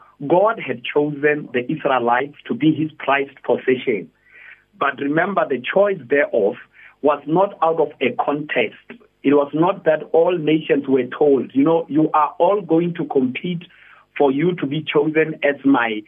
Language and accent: English; Polokwane, Limpopo, South Africa; now in Pretoria, South Africa; I'm originally from Polokwane, Limpopo, but right now I am full-time in Pretoria